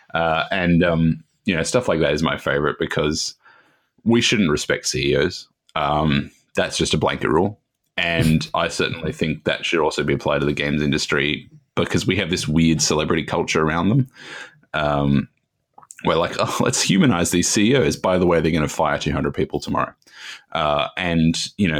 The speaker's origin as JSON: {"language": "English", "country": "Australia", "said": "I'm Australian"}